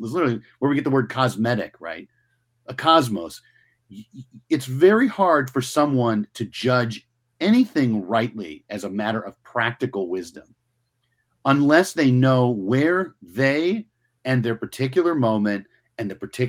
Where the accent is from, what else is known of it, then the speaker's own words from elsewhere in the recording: United States; because one, I'm an American and New York is a city in my country.